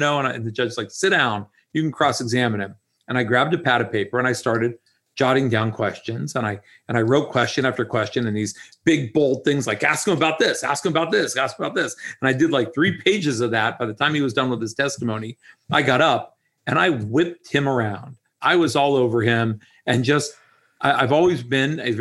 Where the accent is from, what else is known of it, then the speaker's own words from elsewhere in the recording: Dayton, Ohio, United States; moved away as an adult; also born or lived in Pittsburgh, Pennsylvania; now in Jupiter, United States; I grew up in Dayton, Ohio